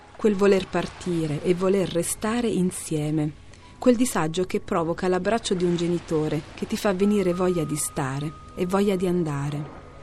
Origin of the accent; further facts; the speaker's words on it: Salerno, Campania, Italy; moved away; città in cui sono nata anch'io proprio nell'anno in cui Gatto moriva, 40 anni fa. E da cui sono partita, come molti giovani del sud, costretti a cercare un futuro altrove